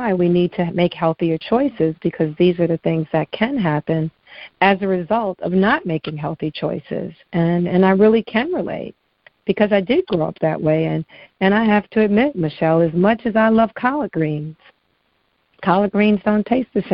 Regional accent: New York City, New York, United States; moved away; also born or lived in Maryland; I grew up in Bed-Stuy in the projects in Brooklyn

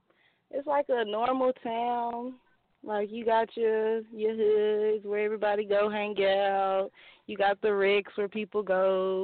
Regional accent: Dallas, Texas, United States; also born or lived in Mesquite, Texas; I'm in Mesquite, Texas. But I'm from Dallas, Pleasant Grove area.

